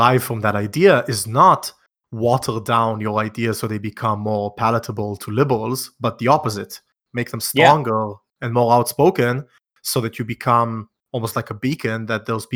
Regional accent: Israel; I'm from Israel

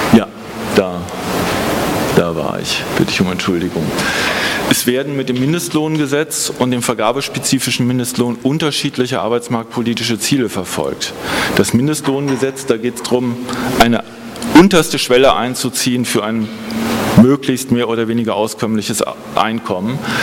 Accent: Holzminden, Lower Saxony, Germany; mein Geburtsort Holzminden in Südniedersachsen

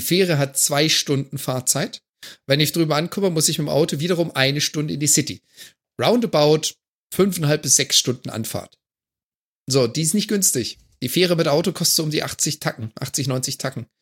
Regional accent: Germany; now in Canada; als Deutscher, der in Kanada lebt

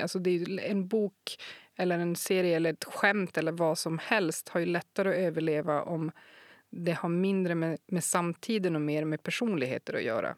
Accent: Kiruna, Norrbotten County, Sweden; jag är född i Kiruna

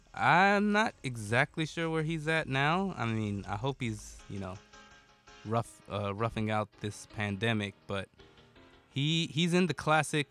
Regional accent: United States; I'm American, but I'm just barely American culturally

